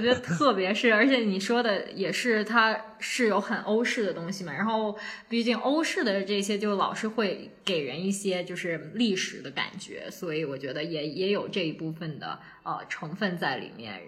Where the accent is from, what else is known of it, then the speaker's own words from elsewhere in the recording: China; moved away as an adult; also born or lived in Buenos Aires, Argentina; now in Abu Dhabi, United Arab Emirates; 虽然是一个土生土长的中国人